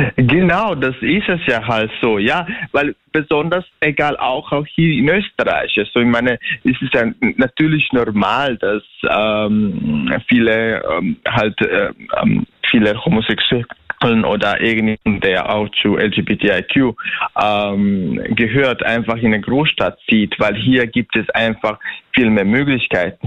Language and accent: German; Bosnia & Herzegovina; moved away as an adult; now in Vienna, Austria; Ich bin in Bosnien geboren. Und die Geschichte halt natürlich hat jetzt nicht immer so leicht angefangen, ja weil ich aus einem kleinen, also aus einer kleinen Stadt komme